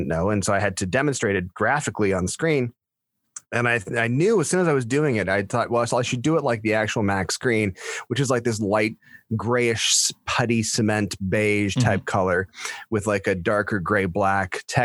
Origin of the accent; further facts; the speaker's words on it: Stratford, Ontario, Canada; I was born and raised in Stratford